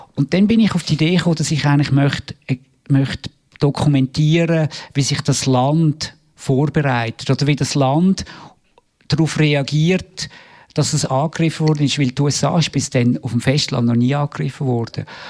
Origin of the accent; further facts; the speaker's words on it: Obersiggenthal, Aargau, Switzerland; moved away as an adult; also born or lived in New York, United States; ich bin im Aargau aufgewachsen, in Obersiegenthal